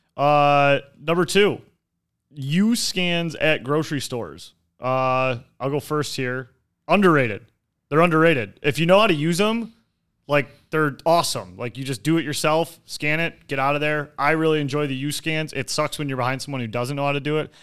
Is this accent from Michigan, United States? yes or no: yes; Detroit, Michigan, United States; I grew up in Detroit